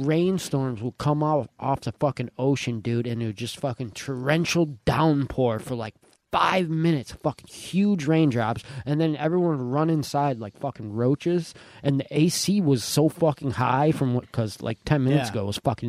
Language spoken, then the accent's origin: English; Youngstown, New York, United States; I grew up in Cougar Village